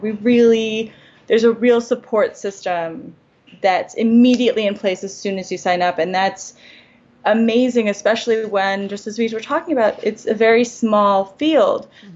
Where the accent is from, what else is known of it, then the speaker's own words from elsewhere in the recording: New York, United States; I'm from New York.